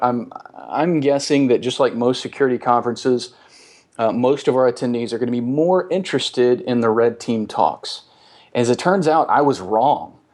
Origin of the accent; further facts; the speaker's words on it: the South, United States; as we say in the South